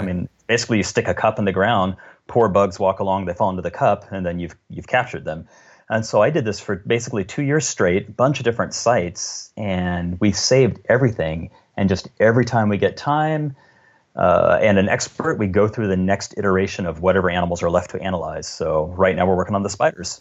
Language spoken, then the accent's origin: English; the South, United States; now in Washington State, United States; I grew up in the South where those spiders are all over the place